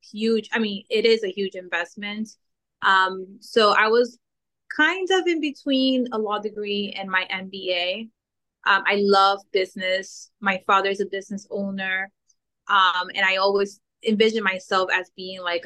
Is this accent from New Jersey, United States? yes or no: no; New York City, New York, United States; also born or lived in Dominican Republic; I was born in the Dominican Republic, and I moved to the States when I was around 5, 6 years old. I grew up in New York between Brooklyn and Queens